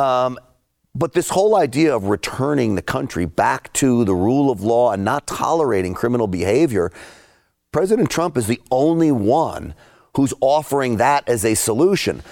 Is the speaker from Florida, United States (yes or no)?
no; New York City, New York, United States; I grew up in and around New York City.